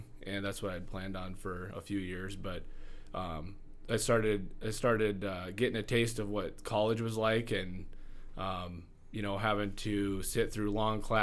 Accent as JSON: {"language": "English", "town": "Rapid City", "region": "South Dakota", "country": "United States", "tie": "born or raised there", "said": "I grew up here in Rapid"}